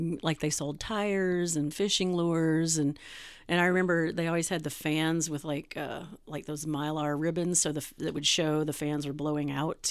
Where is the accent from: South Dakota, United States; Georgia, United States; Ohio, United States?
Georgia, United States; Atlanta; also born or lived in Chicago, Illinois; now in Wisconsin, United States; I'm from Atlanta